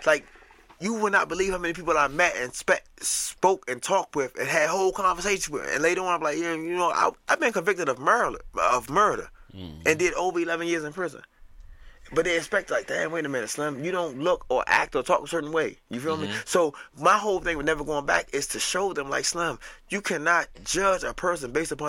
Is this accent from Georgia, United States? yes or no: yes; Georgia, United States; born there; I was born in Georgia, in fact.